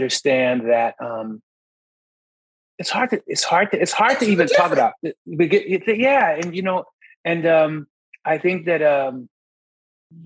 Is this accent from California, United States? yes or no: no; Philadelphia, Pennsylvania, United States; I'm from Philadelphia. I'm from born and raised in West Philadelphia.